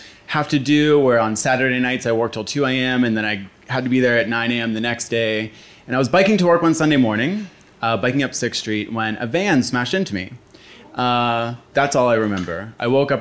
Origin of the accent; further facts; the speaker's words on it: Philadelphia, Pennsylvania, United States; I was born and raised in Fishtown